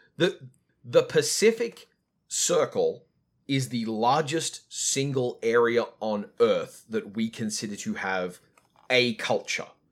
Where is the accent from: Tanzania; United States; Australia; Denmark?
Australia; white people from an adjacent culture, like Australia